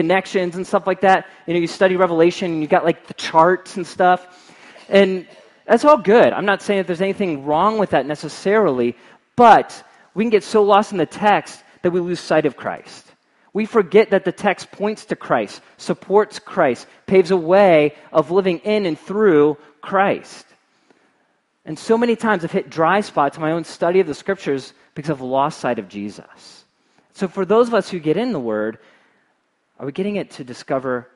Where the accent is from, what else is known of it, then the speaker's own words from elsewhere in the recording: Cincinnati, Ohio, United States; moved away; I'm from Cincinnati